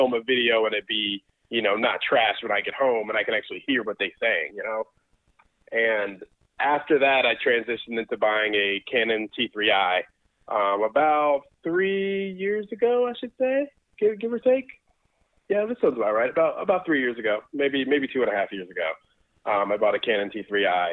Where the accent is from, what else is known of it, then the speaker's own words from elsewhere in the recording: Georgia, United States; also born or lived in Brooklyn, New York / Connecticut; I lived in New York I was born there, lived there for about 5 or 6 years. We moved to Connecticut, lived there for a couple of years, and then I've been in Georgia since 96